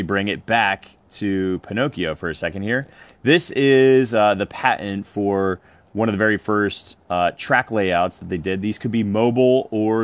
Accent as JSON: {"language": "English", "region": "New Jersey", "country": "United States", "tie": "born or raised there", "said": "my home state of New Jersey"}